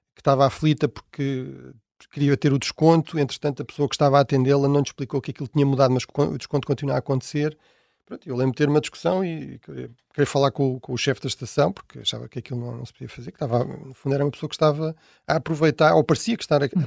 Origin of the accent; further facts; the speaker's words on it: Tomar, Centro, Portugal; also born or lived in Portela, Tomar; now in Lisbon, Portugal; eu realmente nasci mesmo em Tomar